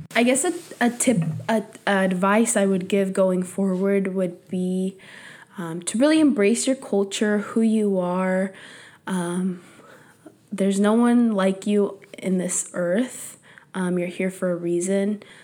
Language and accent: English; San Jose, California, United States; first language Spanish; English is a second language; I grew up in East Side San Jose, which is predominantly Latinos